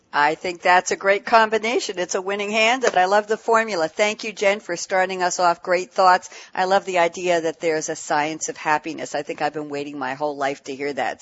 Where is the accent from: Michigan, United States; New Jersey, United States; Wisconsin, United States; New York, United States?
New York, United States; New York City; now in Long Island, United States; I grew up in Queens and I'm on Long Island.